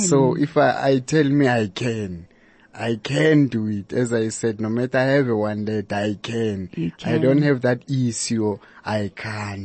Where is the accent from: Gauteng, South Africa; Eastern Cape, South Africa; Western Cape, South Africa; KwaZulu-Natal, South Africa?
Eastern Cape, South Africa; I was born in Eastern Cape in 1984, 26 September.